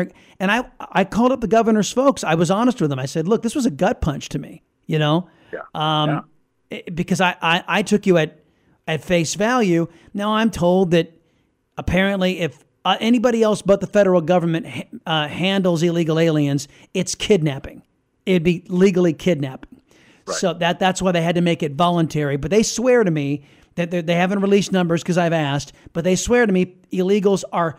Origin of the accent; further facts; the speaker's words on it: United States; I'm an American. I don't want to go to Washington.